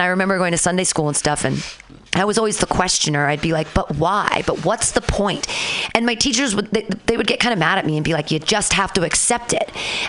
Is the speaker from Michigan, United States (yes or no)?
no; Danville, California, United States; When I was little, I grew up in Danville